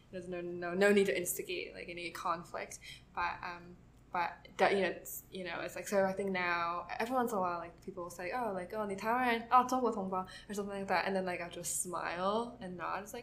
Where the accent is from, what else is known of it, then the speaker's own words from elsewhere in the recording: Taiwan; I've never felt viscerally unrepresented because I grew up in Taiwan I grew up around Taiwanese media a lot.